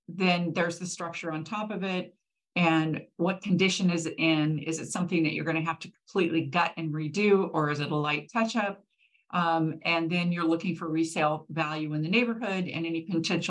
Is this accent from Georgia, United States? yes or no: no; Manhattan Beach, California, United States; I grew up in Manhattan Beach